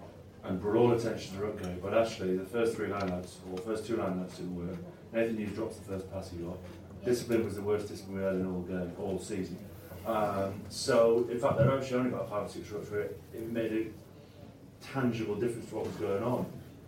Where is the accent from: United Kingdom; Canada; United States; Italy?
Italy; And it's fascinating to watch from an Italian perspective. I grew up in Italy.